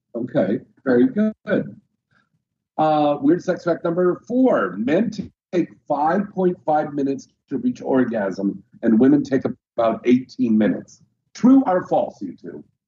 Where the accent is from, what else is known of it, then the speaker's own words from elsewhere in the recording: United States; accent: American; my American accent